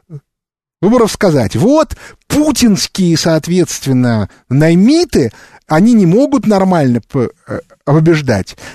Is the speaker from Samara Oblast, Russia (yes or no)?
no; Moscow Oblast, Russia; я из Подмосковья.